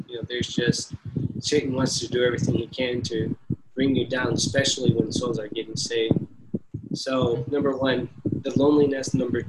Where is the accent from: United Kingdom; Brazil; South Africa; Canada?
Brazil; I grew up in Brazil to a missionary family here